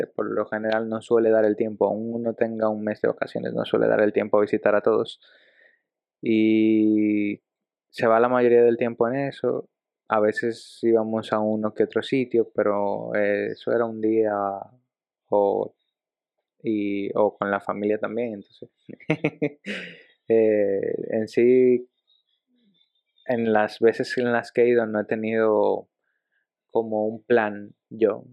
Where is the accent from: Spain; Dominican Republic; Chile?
Dominican Republic; also born or lived in Ecuador; Yo tengo actualmente más de mi vida en República Dominicana que lo que tenía en Ecuador. Mm, ah. Te digo, yo llegué a cumplir siete años allá